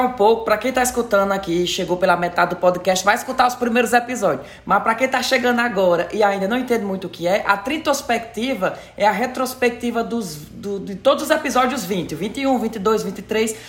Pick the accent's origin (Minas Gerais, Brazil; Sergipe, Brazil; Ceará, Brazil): Ceará, Brazil; moved away; eu sou do Ceará